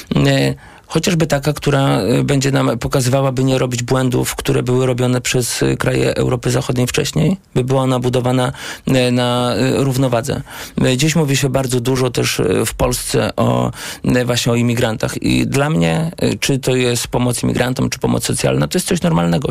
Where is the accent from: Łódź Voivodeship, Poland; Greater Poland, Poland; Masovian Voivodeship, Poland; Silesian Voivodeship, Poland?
Łódź Voivodeship, Poland; Błaszki; u nas w Błaszkach, gdzie byłem radnym